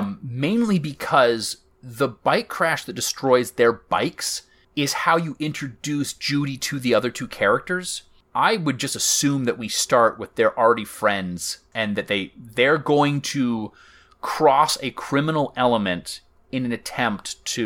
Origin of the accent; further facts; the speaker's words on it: Myrtle Beach, South Carolina, United States; Like, I grew up in Myrtle Beach, South Carolina, where it was either a putt-putt golf course, a beachware store, a water boggin, a church